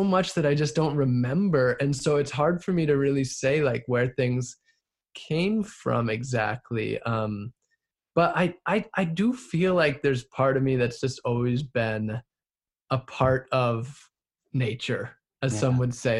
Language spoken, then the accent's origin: English; Wisconsin, United States; moved away as an adult; also born or lived in Southern California; I grew up in Wisconsin